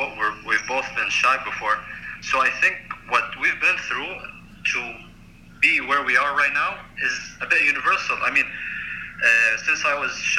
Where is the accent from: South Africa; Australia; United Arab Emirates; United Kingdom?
United Arab Emirates; I am from the United Arab Emirates